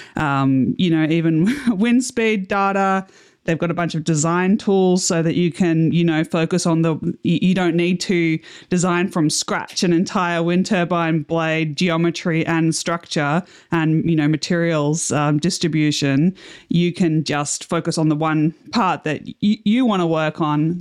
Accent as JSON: {"language": "English", "country": "Australia", "said": "As an Australian, you know, we don't have a lot of wind turbine research here"}